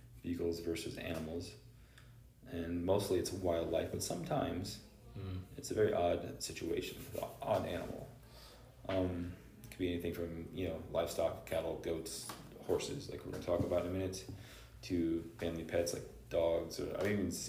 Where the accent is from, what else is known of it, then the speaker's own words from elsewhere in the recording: Lake County, Central Florida, United States; where I used to work is also where I grew up in Central Florida, Lake County, Florida